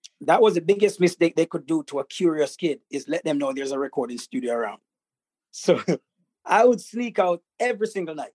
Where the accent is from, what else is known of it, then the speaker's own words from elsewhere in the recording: Jamaica; I grew up in a tribal village, as you know. I was brought up in the Maroon tribes.